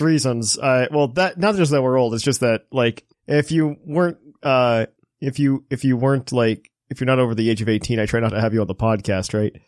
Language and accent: English; United States; as a kid growing up in America